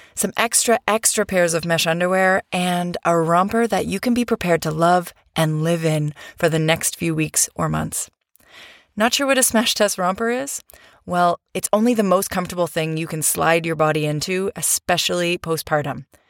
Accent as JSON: {"language": "English", "country": "Canada", "also_born_or_lived": "Europe / Vancouver, Canada", "moved": "yes", "said": "I'm Canadian"}